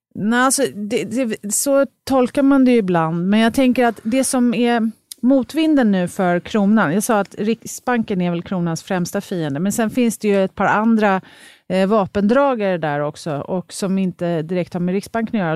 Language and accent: Swedish; Sweden; som svenskar